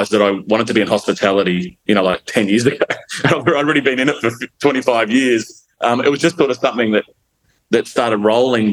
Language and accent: English; Gold Coast, Queensland, Australia; also born or lived in Melbourne, Victoria / Brisbane; now in Miami, Gold Coast, Australia; I grew up sort of on the Gold Coast, and I went to school in Burleigh Heads